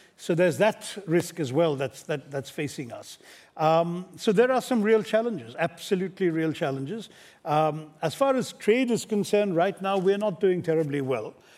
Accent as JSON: {"language": "English", "country": "India", "said": "as an Indian policymaker"}